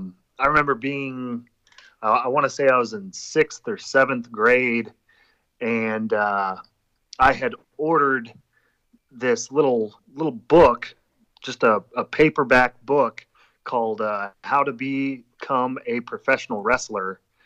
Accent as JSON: {"language": "English", "region": "Kansas", "country": "United States", "said": "I mean, Dave and I came from Kansas, so like we were technically only a state away"}